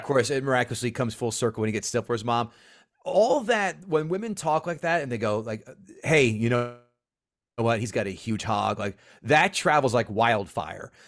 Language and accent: English; New Jersey, United States; I'm from Central Jersey. I have to commute to New York